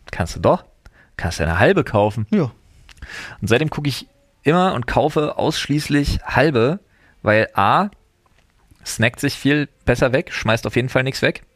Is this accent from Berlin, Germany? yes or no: yes; Berlin, Germany; now in Brandenburg, Germany; ich als Wahlbrandenburger, als Exil-Berliner